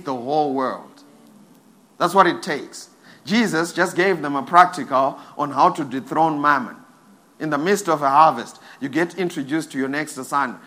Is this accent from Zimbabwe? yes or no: yes; Zimbabwe; I'm from Zim.